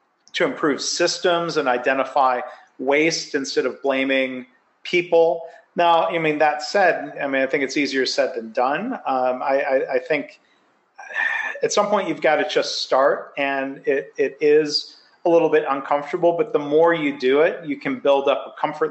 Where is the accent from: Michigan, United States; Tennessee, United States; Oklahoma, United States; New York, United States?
Michigan, United States; also born or lived in Ohio; now in Texas, United States; I was born in Ohio, raised in Michigan, got to Texas as soon as I could.